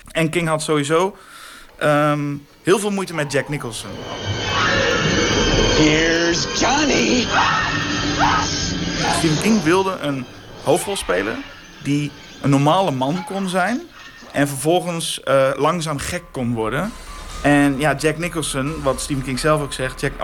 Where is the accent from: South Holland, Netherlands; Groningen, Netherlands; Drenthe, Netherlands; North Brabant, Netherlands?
Drenthe, Netherlands; Ik kom uit Drenthe in een klein plaatsje een gegeven moment ken je iedereen en alles is heel veilig.